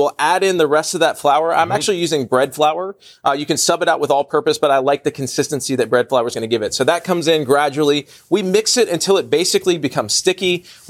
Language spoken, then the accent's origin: English; the South, United States; I'm from the South, man. We love our mamas, and we love cast iron cooking.